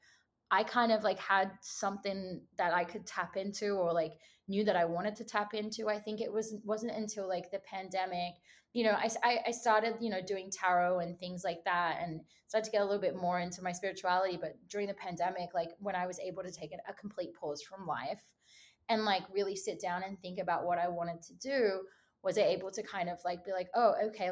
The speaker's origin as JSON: {"language": "English", "country": "Australia", "moved": "as an adult", "lives_now": "Los Angeles, United States", "said": "I'm Australian."}